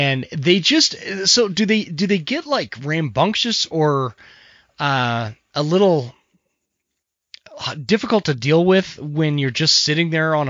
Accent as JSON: {"language": "English", "town": "Draper", "region": "Utah", "country": "United States", "tie": "born or raised there", "said": "I grew up in Draper, Utah"}